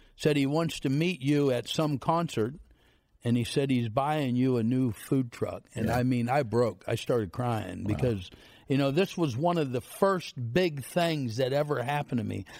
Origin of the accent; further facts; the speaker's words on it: Central City, Pennsylvania, United States; I'm from Central City, Pennsylvania. 900 people. They got a food pantry in town